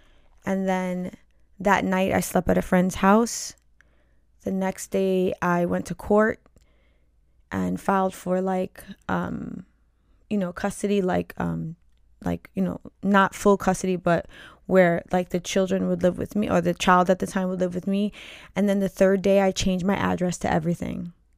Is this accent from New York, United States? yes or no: yes; New York, United States; now in New Jersey, United States; previous to our second child, I moved to New Jersey. We're originally from New York.